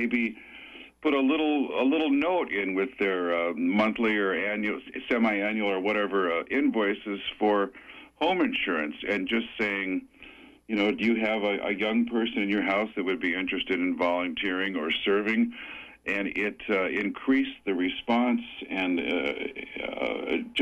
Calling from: Sedgwick, Maine, United States; I'm calling from Sedgwick

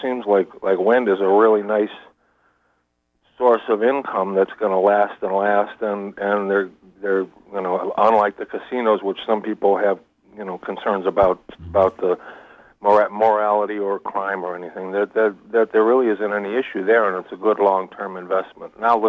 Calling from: Brooklyn, New York, United States; Good morning. … in Brooklyn.

